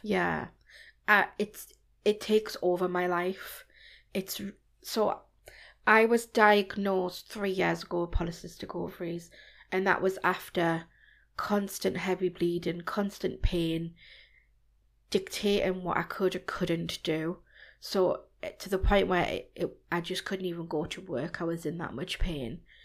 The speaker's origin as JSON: {"language": "English", "town": "Newcastle upon Tyne", "region": "North East England", "country": "United Kingdom", "tie": "born or raised there", "also_born_or_lived": "Germany", "said": "I was born in Germany, Wow. And I travelled around before I settled back in Newcastle, where my parents are from. So I moved here since I was about four or five."}